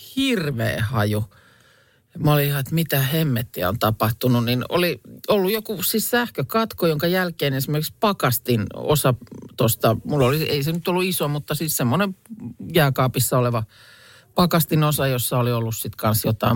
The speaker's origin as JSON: {"language": "Finnish", "town": "Lahti", "region": "Päijät-Häme", "country": "Finland", "tie": "born or raised there", "said": "Mäkin olen ikäni aina kaupungissa asunut ja lapsena siis Lahdessa"}